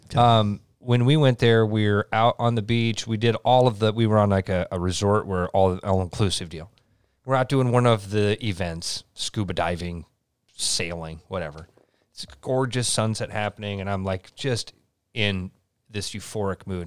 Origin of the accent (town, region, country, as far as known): Iowa, United States